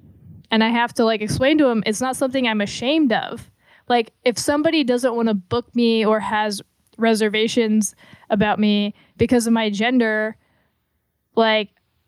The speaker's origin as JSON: {"language": "English", "town": "Atlanta", "region": "Georgia", "country": "United States", "tie": "born there", "said": "Like I was born in Atlanta."}